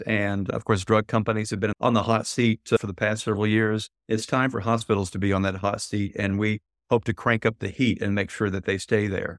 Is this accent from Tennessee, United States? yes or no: yes; Tennessee, United States; my home state of Tennessee